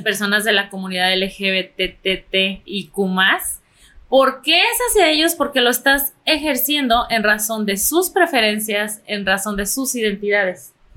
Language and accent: Spanish; Mexico; como buena mexicana